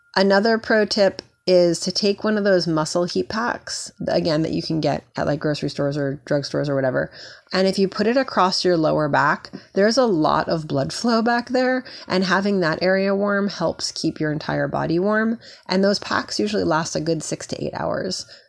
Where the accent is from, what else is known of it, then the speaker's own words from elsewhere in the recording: New York, United States; I grew up in New York.